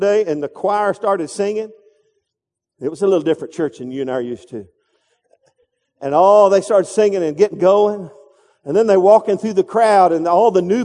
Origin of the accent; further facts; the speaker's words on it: Texas, United States; I'm from Texas